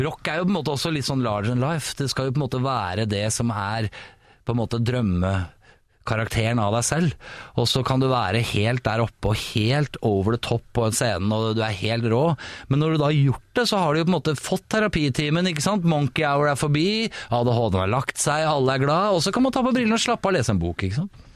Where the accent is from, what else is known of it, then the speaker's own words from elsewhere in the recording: Oslo, Norway; Jeg er Oslo-gutt. Jeg er fra Ålseter.